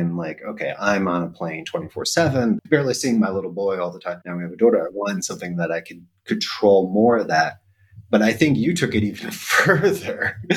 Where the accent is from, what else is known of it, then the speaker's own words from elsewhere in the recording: United States; moved away; I am happy American, but living abroad